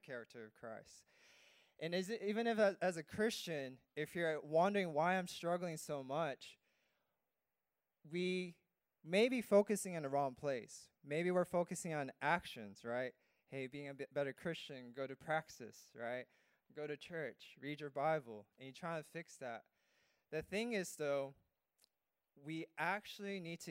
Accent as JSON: {"language": "English", "region": "California", "country": "United States", "tie": "born or raised there", "moved": "as an adult", "lives_now": "Guam", "said": "I grew up in California"}